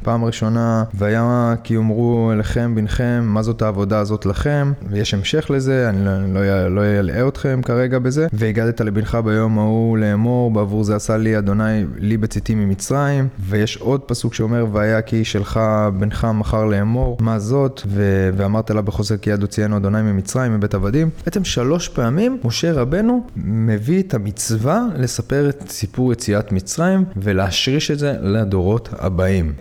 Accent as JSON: {"language": "Hebrew", "town": "Hadera", "region": "Haifa District", "country": "Israel", "tie": "born or raised there", "said": "גדלתי בחדרה"}